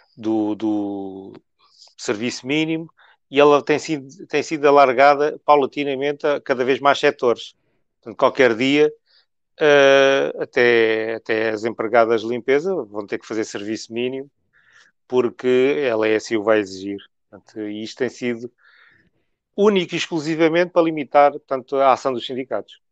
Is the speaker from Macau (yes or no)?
yes; Macau; now in Portugal; Eu nasci em Macau